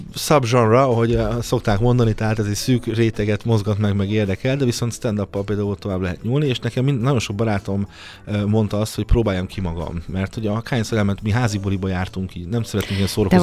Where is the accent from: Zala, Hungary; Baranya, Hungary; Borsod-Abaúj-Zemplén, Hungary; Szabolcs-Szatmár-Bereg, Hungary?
Szabolcs-Szatmár-Bereg, Hungary; Nyíregyháza; moved away as an adult; now in Budapest, Hungary; a szülővárosom. Hát igen. Én nagyon szeretem a szülővárosomat